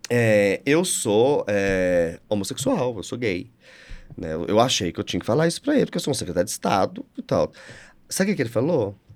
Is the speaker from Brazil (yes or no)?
yes; São Gotardo, Minas Gerais, Brazil; eu sou de São é. Gotardo, gente.